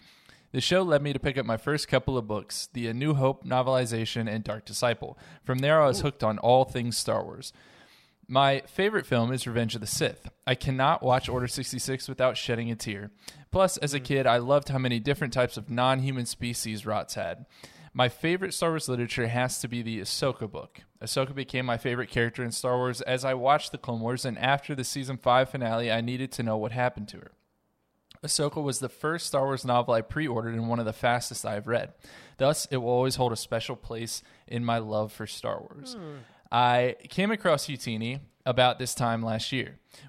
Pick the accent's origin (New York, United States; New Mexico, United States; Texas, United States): New Mexico, United States; now in Sao Paulo, Brazil; I am originally from New Mexico, but currently... call Sao Paulo, Brazil home.